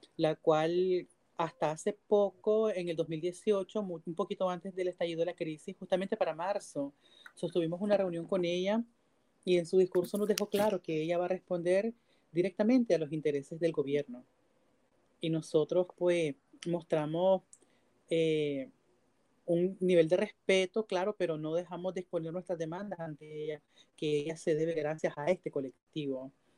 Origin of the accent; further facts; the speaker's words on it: Nicaragua; Nosotros somos ciudadanos nicaragüenses también